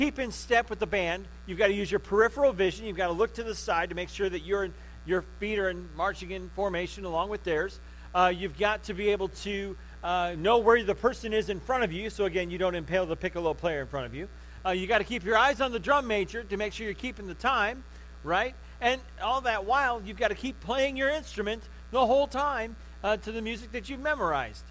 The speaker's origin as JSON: {"language": "English", "town": "Crown Point", "region": "Indiana", "country": "United States", "tie": "born or raised there", "said": "I grew up in Crown Point"}